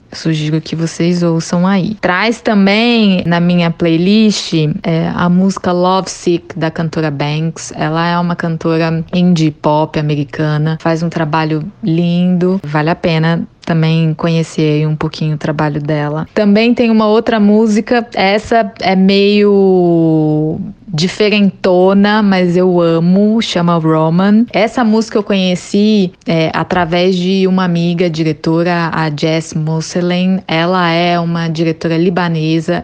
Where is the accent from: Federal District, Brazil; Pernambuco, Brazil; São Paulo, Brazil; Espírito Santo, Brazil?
Federal District, Brazil; Brasília; sou brasiliense, nascida e criada em Brasília